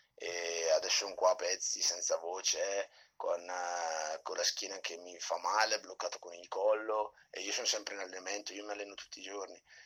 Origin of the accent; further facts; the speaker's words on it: Brescia, Lombardy, Italy; Vengo da Brescia, dove alleno anche un gruppo di ragazzi